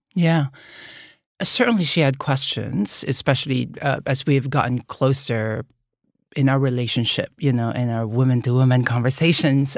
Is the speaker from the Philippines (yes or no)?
yes; Manila, Metro Manila, Philippines; moved away; growing up in the Philippines